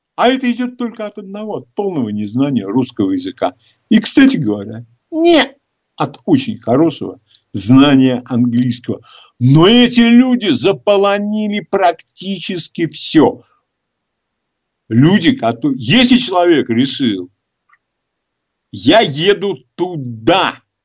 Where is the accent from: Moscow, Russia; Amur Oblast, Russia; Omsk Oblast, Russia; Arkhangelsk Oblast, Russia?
Moscow, Russia; Я москвич, я давно живу э, всю жизнь в нашем городе.